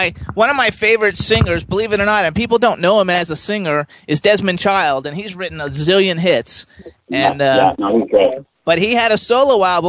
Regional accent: Florida, United States

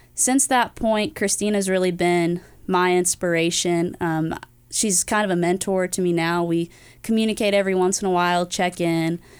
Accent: Greenville, North Carolina, United States; moved away; I'm from Greenville, North Carolina originally

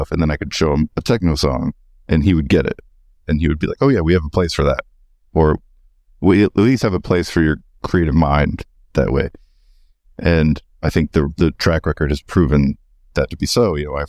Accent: Texas, United States; moved away; also born or lived in Ann Arbor, Michigan; I grew up in Texas fishing with my father. He was kind of a commercial fisherman where you'd catch fish and sell them to restaurants and all that. So I grew up doing that in Texas.

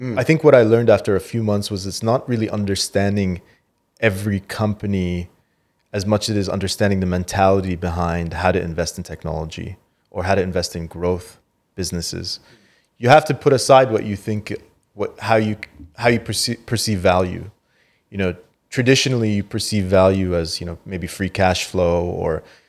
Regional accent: Canada; moved away as an adult; also born or lived in Qatar; now in United Arab Emirates; I grew up in Canada. I had finished 20 years in Canada and didn't expect to kind of come to the region to stay.

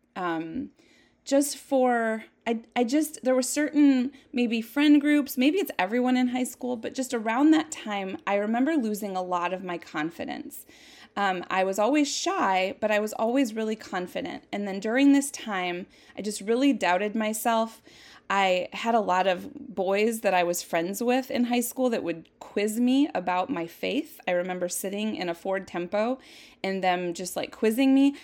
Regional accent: Jackson, Minnesota, United States; I was born in nineteen seventy-seven in Jackson, Minnesota, a little teeny tiny town that's so pretty. I just, I have such a love for my hometown.

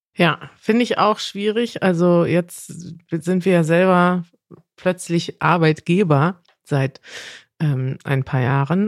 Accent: Germany; als Deutscher

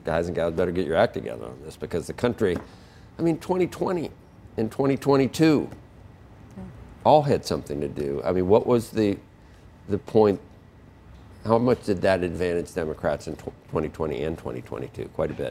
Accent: Ohio, United States; from Ohio. That's Ohio's still red, sort of.

